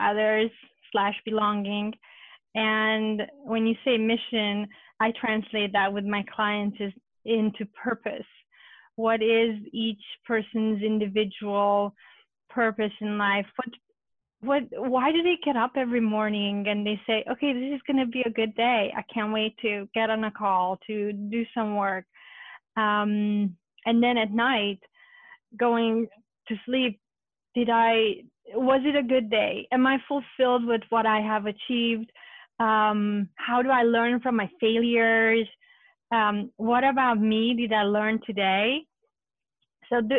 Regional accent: Romania; now in United States; when I was growing up in Romania as a Hungarian girl

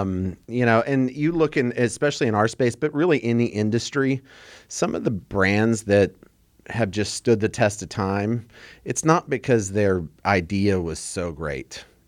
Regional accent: Texas, United States; We're from Texas.

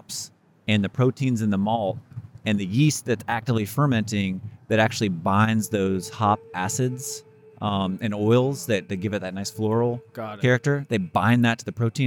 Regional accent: Raleigh, North Carolina, United States; I'm representing my hometown here

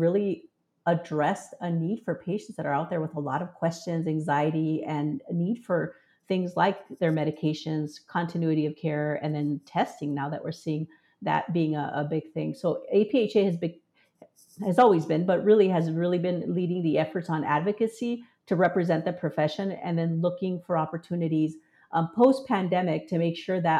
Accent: Southern Arizona, United States; in Southern Arizona, and we used to go to Mexico, talk to the pharmacist, receive our care

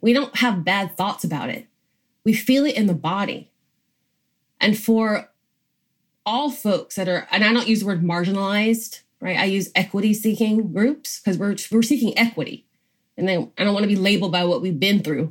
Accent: Georgia, United States; I grew up in Georgia

